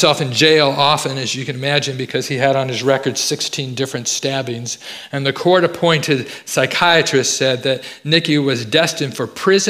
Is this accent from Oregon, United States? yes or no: no; Fresno, California, United States; I grew up in Fresno, California.